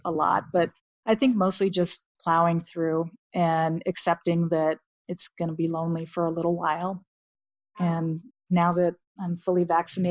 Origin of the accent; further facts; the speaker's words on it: United States; first language English; I was tired of being the American who only spoke English